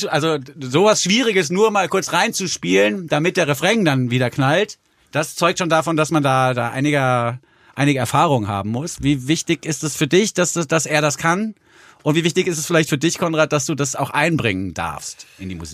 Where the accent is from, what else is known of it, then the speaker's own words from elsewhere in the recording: Frankfurt, Hesse, Germany; born there; weil ich bin ja geboren in Frankfurt am Main und das ist auch eine Stadt, die man erst lieben lernt, wenn man da Zeit verbringt